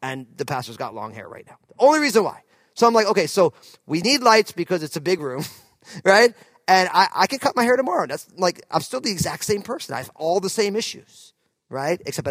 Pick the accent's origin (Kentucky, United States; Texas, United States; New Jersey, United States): New Jersey, United States; moved away as an adult; also born or lived in California; now in Pacific Northwest, United States; I was from New Jersey